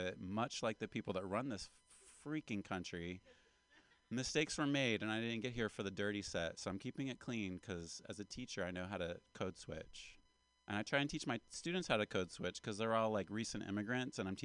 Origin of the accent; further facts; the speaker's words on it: West Virginia, United States; I am a West Virginian American, Appalachian American